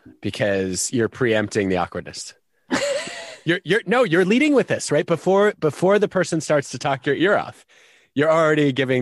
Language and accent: English; Michigan, United States; I grew up in Michigan. I used to have very high tolerance for cold.